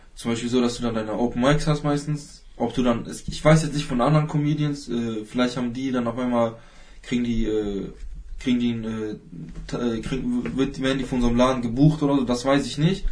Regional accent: Hanover, Lower Saxony, Germany; ich komme komm aus Hannover

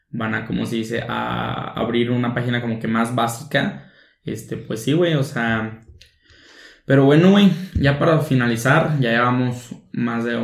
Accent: Mexico; cómo invertir en la bolsa siendo mexicano, porque pues siendo mexicano es una cosa, estando en el territorio

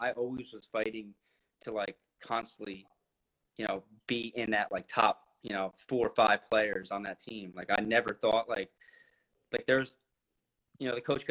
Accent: New Jersey, United States; I'm from Jersey

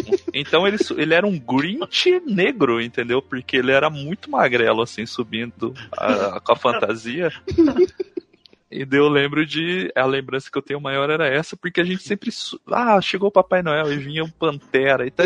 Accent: Cuiabá, Mato Grosso, Brazil; born there; now in Curitiba, Brazil; eu nasci em Cuiabá, no Mato Grosso. Embora a minha parte da minha família seja do sul aqui do Brasil, que eu moro em Curitiba agora.

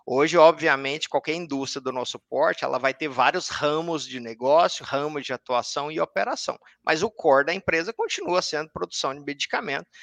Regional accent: Anápolis, Goiás, Brazil; now in Brasília, Brazil; sou natural de Anápolis, é, hoje eu moro em Brasília, minha base é Brasília.

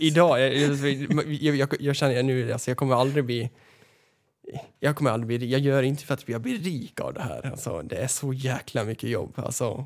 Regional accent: Västerås, Västmanland, Sweden; uppväxt här på f, flygfältet i Västerås

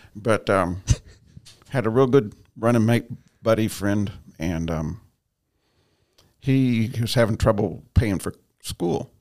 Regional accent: Ashland, Kentucky, United States; moved away; I was born and raised in Eastern Kentucky

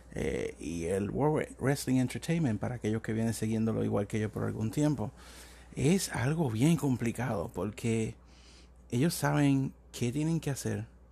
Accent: Puerto Rico; me crecí viendo la lucha libre en Puerto Rico, soy de Puerto Rico

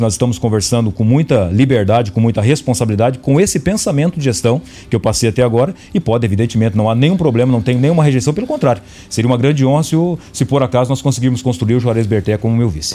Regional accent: Ubiratã, Paraná, Brazil; also born or lived in Boa Esperança; now in Cascavel, Brazil; eu nasci em Boa Esperança, mas cresci tudo ali em Ubiratana.

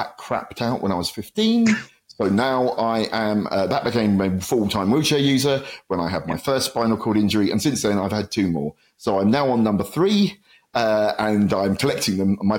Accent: Luton, East of England, United Kingdom; my hometown of Luton

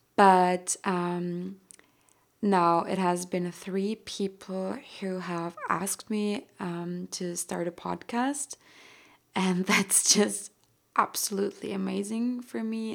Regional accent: Austria; first language German; English is a second language; I've always identified with being an earthling way more than with being Austrian anyway

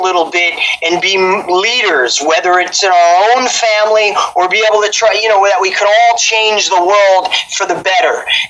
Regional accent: Paramus, New Jersey, United States; I'm from Paramus, New Jersey

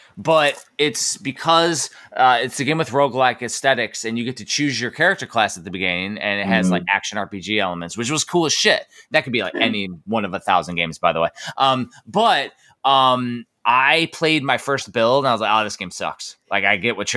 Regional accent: Chicago, Illinois, United States; moved away; I'm not from California. I'm from Chicago

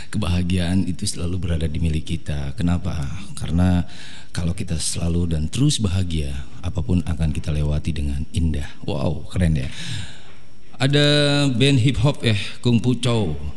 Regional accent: Depok, West Java, Indonesia; Kalau orang kita tuh orang Depok itu kan orang suka singkat, nggak pakai M, ya ngapain?

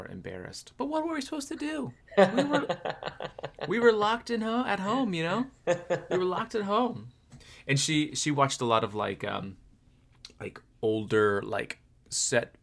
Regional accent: Florida, United States; growing up in Florida in the summer

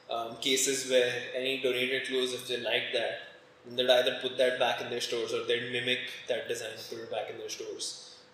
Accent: Gurgaon, Haryana, India; I grew up in Gurgaon.

